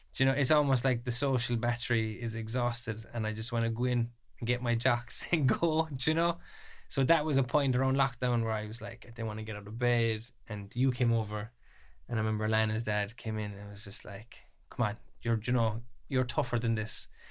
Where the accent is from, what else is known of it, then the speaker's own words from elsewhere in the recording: Ballymac, Munster, Ireland; I'm twenty-three, I'm from Kerry, Ballymacc.